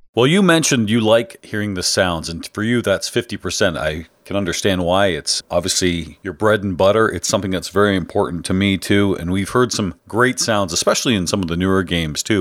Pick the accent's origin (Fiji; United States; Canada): Canada; I'm Canadian